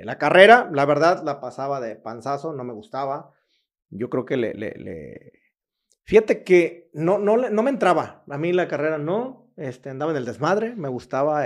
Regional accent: Cihuatlán, Jalisco, Mexico; moved away as an adult; now in Querétaro, Mexico; soy de una población que se llama Cihuatlán, Jalisco, pegado a Colima, Manzanillo, 30 minutos de ahí. De ahí, ahí yo nací, de ahí son mis papás, de ahí es toda mi familia

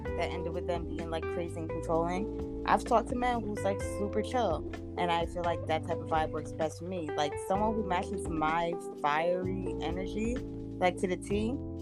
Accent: New York, United States; growing up in a Caribbean household, that's why, and also growing up in New York

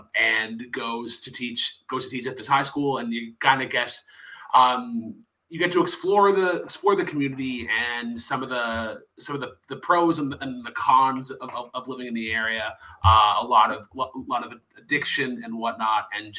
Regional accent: Canada; we as Canadians, we kind of think of the North as our fun neighbor upstairs that we don't really talk about a ton.

